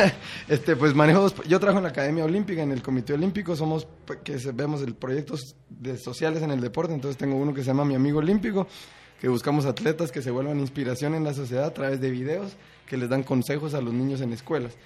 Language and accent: Spanish; Guatemala; si somos guatemaltecos ilustres